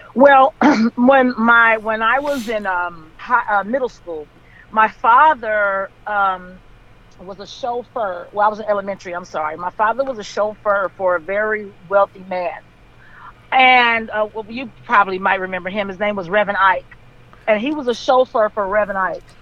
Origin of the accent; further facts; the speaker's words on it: Compton, California, United States; I grew up in Compton